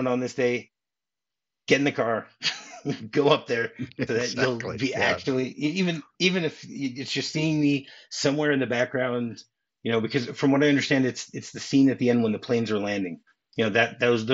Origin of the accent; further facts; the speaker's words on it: Michigan, United States; I grew up in Michigan.